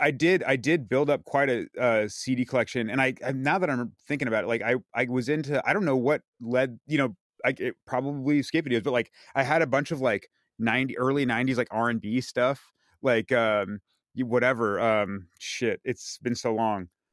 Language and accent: English; San Carlos, California, United States; also born or lived in Redwood City; I was born in Redwood City, um, lived in San Carlos when I was growing up